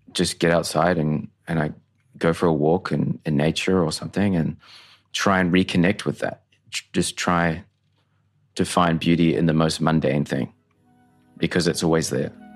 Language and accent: English; Tauranga, Bay of Plenty, New Zealand; now in Brisbane, Australia; I grew up in a small town, Tauranga, New Zealand